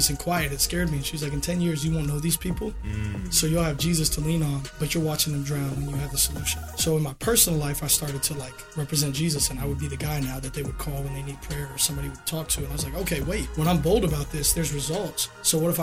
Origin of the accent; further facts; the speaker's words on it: Florida, United States; I'm from Florida